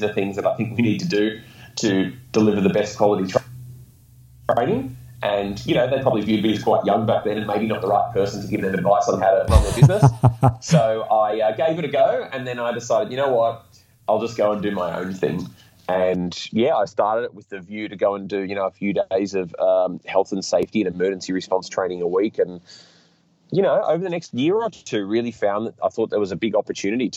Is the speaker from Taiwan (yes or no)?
no; Melbourne, Victoria, Australia; also born or lived in Sydney; So I was always from Melbourne, but moved to Sydney for the role